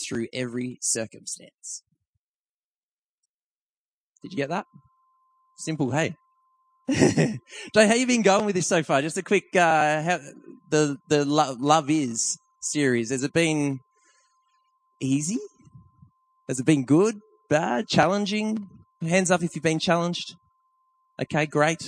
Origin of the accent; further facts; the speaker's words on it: Tweed Heads, New South Wales, Australia; moved away as an adult; now in Blaxland, Australia; that's where I'm from. That's my hometown up that end of the coast